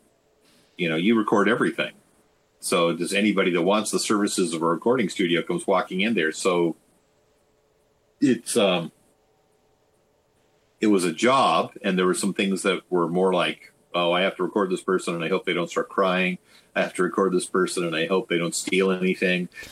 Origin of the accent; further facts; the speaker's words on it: Los Angeles, California, United States; moved away; also born or lived in Oakland / Olympia / Ellensburg; I was from Los Angeles